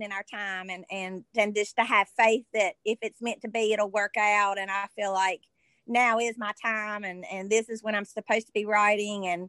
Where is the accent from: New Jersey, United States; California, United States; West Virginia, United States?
West Virginia, United States; Madison; also born or lived in Charleston, West Virginia / Alice Lloyd College, Kentucky; Well, I am from Madison in Boone County. And I was born in Charleston, West Virginia. And but I've lived in Boone County up until I was 18